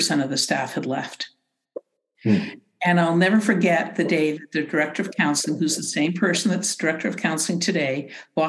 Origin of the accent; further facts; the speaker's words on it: Canada; being very Canadian